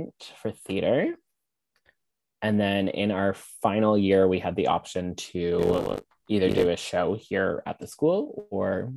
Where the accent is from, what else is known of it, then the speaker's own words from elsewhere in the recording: Brampton, Ontario, Canada; also born or lived in New York, United States; now in Toronto, Canada; I grew up in a small town. Well, it's not small, but it's not like giant city. It's called Brampton